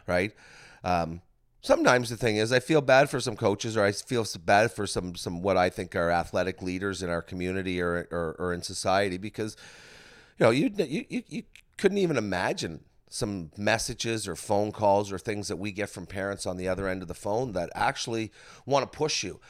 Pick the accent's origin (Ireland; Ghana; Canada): Canada; Bridgewater, Nova Scotia; growing up in Bridgewater